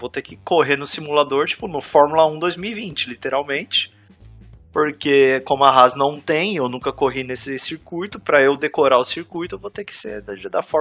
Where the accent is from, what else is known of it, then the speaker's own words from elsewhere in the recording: Ontario, Canada; Eu sou de Ontário, gente. É um otário em Ontário.